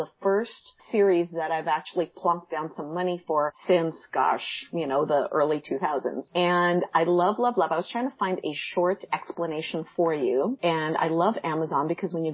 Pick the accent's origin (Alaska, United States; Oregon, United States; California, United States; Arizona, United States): California, United States; Puente Hills; my hometown has in Puente Hills